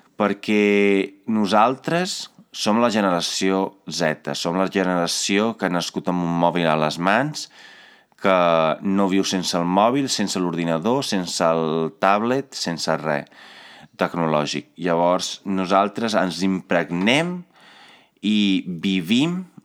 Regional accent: Italy; now in Catalonia, Spain; Jo vinc d'Itàlia

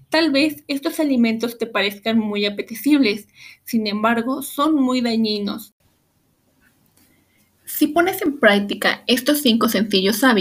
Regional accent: Mexico; como mexicanos debemos conocer las guías de alimentación, así como la guía de hidratación. En nuestro país, estas guías se conocen como el plato del bien comer

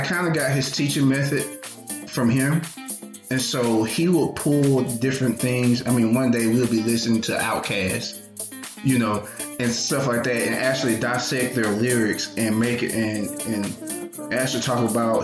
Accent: Anniston, Alabama, United States; I'm from Anniston, Alabama. It's Northeast Alabama. Grew up in a single parent household

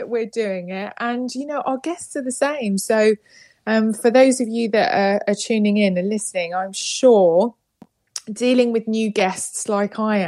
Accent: United Kingdom; accent: British; I'm coming to you live and direct from the UK.

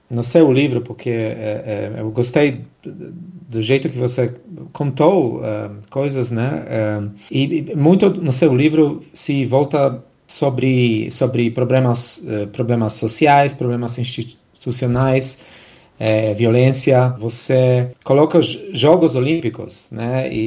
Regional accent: Brasília, Federal District, Brazil; accent: brasiliense; Sim, eu acho que, que tenho um pouco de sotaque brasiliense daqui, né? Da, da, da capital

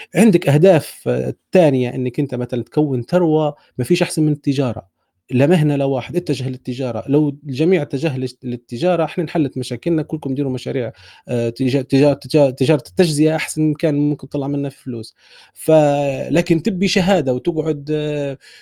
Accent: Libya; احنا نديروها كليبيين

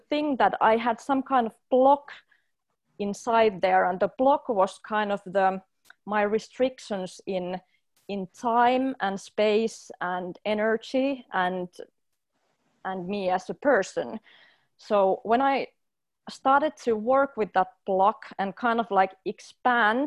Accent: Finland; I come from Finland, which is a highly organized culture

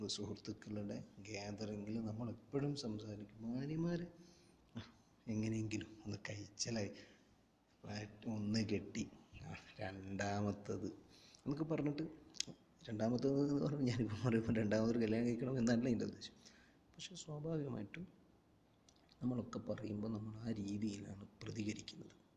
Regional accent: Kozhikode, Kerala, India; now in Saudi Arabia; ഞാനൊരു കോഴിക്കോട്ടുകാരനാണ്

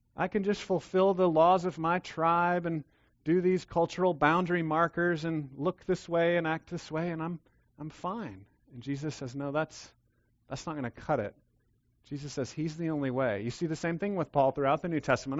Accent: Texas, United States; Yes, I'm a Texan

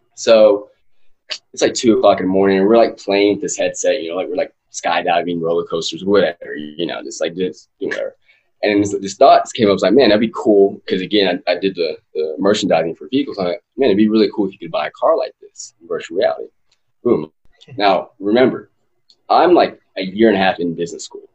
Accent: West Texas, United States; born and raised in West Texas

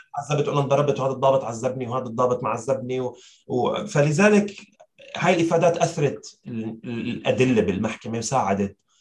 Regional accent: Syria; نحن كسوريين

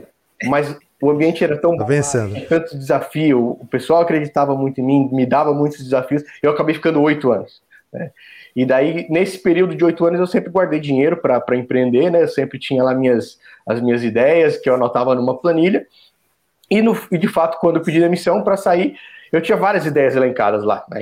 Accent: Joinville, Santa Catarina, Brazil; moved away as an adult; also born or lived in São Paulo / Florianópolis / South Africa; now in São José dos Campos, Brazil; eu nasci em São Paulo, né? Sou, sou natural de São Paulo, da capital. Mas logo que eu nasci, meus pais já. Acho que eles já até já moravam em Joinville, em Santa Catarina, que foi onde eu cresci

